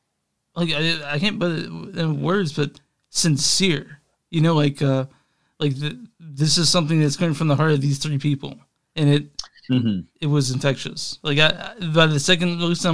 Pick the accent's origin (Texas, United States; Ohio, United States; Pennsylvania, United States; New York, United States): Texas, United States; moved away as an adult; now in Kansas City, United States; I grew up in Texas for the first, until I was probably 29 or 27 is when I moved to KC